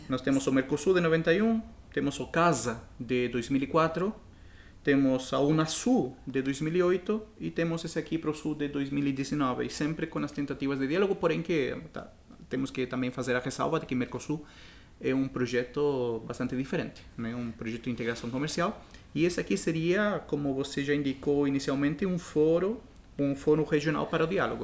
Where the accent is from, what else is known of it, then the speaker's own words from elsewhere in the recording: Chile; Portuguese is a second language; now in Brazil; quando eu saí do Chile, a, a minha lembrança sempre é a cordilheira